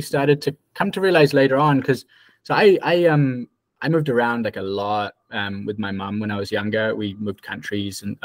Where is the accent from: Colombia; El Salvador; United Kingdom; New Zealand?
New Zealand; moved away as an adult; now in New York, United States; So I'm from New Zealand. Well, mostly New Zealand originally